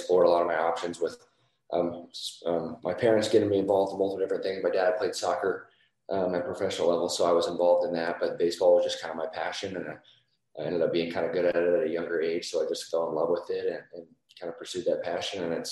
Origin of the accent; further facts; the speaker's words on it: Carmel, Indiana, United States; also born or lived in Columbus, Ohio / Boston; we moved from Boston to Indiana. I was 6 years old. So I basically, my entire childhood I was in Indiana